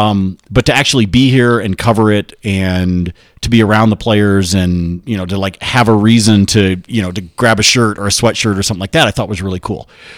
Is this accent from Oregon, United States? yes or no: yes; Corvallis, Oregon, United States; moved away; also born or lived in Nebraska; So I was born in Nebraska, but I left when I was like three. I grew up in Oregon. I grew up in Corvallis.